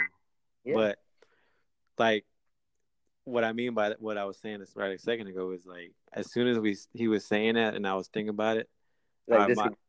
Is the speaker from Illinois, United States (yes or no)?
no; Pahokee, Florida, United States; I'm 35 years old. I grew up in Pahokee.